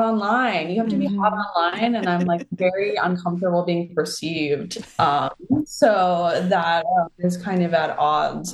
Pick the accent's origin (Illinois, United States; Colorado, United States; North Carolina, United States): Illinois, United States; Forest Park; I come from Forest Park, Illinois, and we actually have more dead people than alive because we have so many cemeteries. So, you know, youth is being a middle schooler is about going to the graveyards